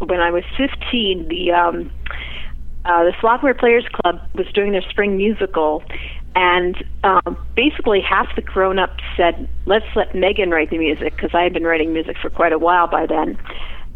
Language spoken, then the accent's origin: English; Philadelphia, Pennsylvania, United States; moved away as an adult; also born or lived in New York City; now in Los Angeles, United States; I grew up in Philly